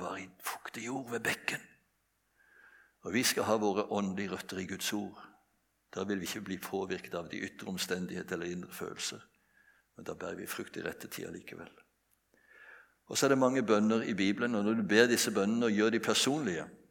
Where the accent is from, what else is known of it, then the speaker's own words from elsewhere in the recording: Bjerkreim, Rogaland, Norway; Jeg vokste opp på et bedehus hjemme i Bjerkreim